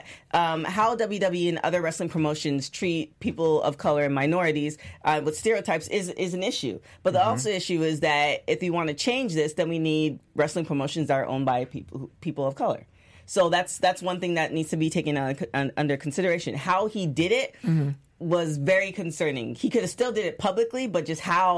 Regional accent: Canada; I'm Canadian

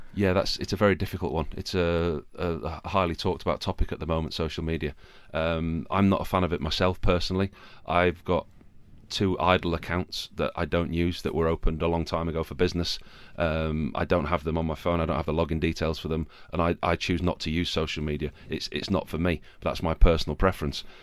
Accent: Yorkshire and the Humber, United Kingdom; Yorkshire. I'm a Yorkshireman.

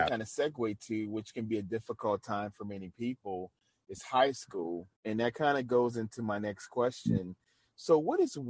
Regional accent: New Orleans, Louisiana, United States; I'm from New Orleans

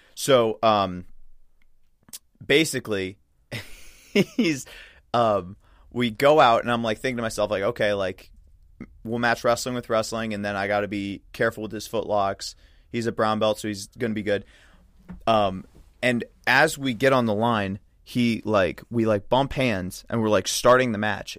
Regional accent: Midwest, United States; another Midwesterner

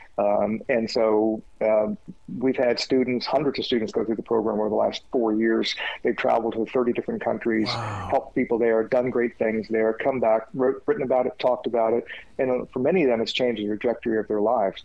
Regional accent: United States; I grew up in Jim Crow America

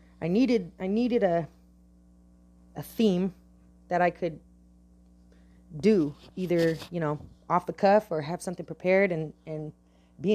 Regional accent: Bay Area, California, United States; I'm from the Bay Area, California. Bay Area. And I'm proud of it. I like living in the Bay Area

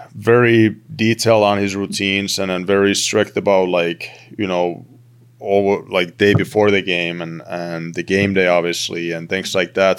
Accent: Turku, Southwest Finland, Finland; moved away as an adult; I played for my hometown team in, in, in Finland, in T P S

